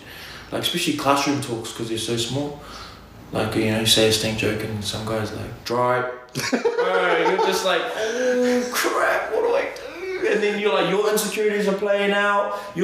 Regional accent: Auckland, New Zealand; I'm from Auckland, you want to hear from me, I'm from the Big Smoke

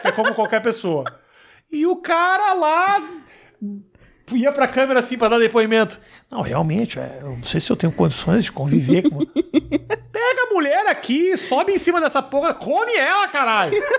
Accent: Porto Alegre, Rio Grande do Sul, Brazil; now in São Paulo, Brazil; quando eu cheguei em São Paulo, sou de Porto Alegre

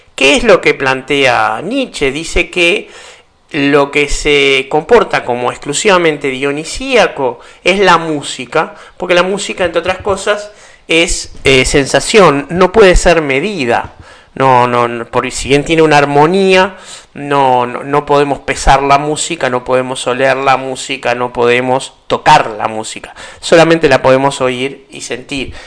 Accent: Uruguay; para los que somos uruguayos

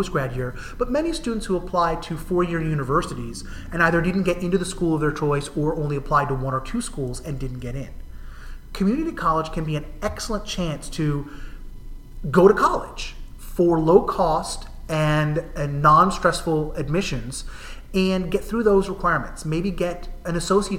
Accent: New Jersey, United States; now in Massachusetts, United States; Where I grew up in New Jersey, they're sometimes called county colleges

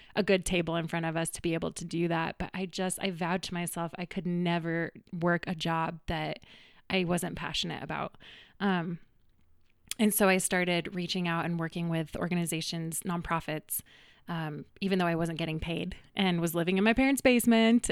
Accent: Greenwood Village, Colorado, United States; also born or lived in Boulder, Colorado; I actually grew up in the, in the neighborhood, right down the street in Greenwood Village

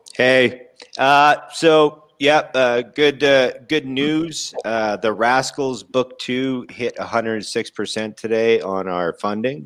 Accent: Winnipeg, Manitoba, Canada; my hometown in Winnipeg

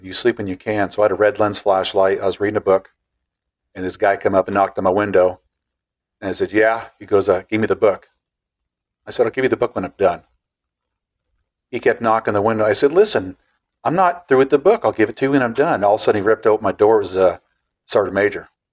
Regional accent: Clatskanie, Oregon, United States; Same place we're sitting at, 54 years, same driveway.

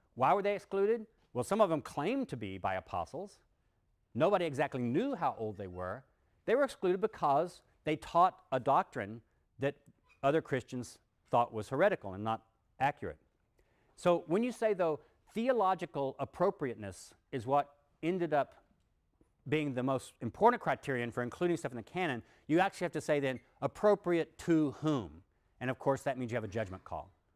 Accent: Texas, United States; when I was a kid growing up in Texas

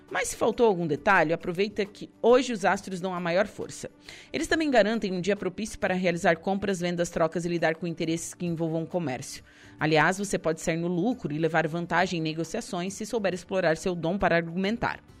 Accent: Passo de Torres, Santa Catarina, Brazil; Minha mãe é do Passo de Torres. Me criei na Rosa do Mar, na Bela, enfim.

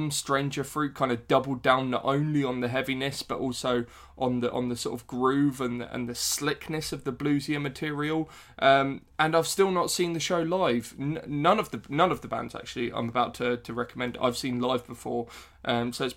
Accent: West Sussex, South East England, United Kingdom; I'm from West Sussex originally

